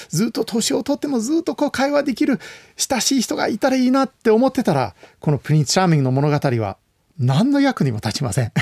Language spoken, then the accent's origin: Japanese; United States; うちの実家の近くにですね、はい、パシフィックレストトレイルという道がありました。